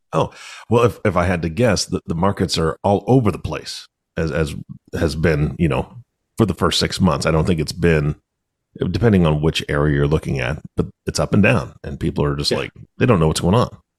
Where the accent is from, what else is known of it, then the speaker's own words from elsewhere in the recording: Washington, United States; I'm from Washington